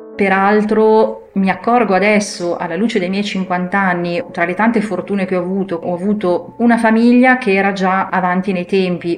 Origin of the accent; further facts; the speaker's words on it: Sesto San Giovanni, Lombardy, Italy; Io sono cresciuta a Sesto San Giovanni, che è una grande città alle porte di Milano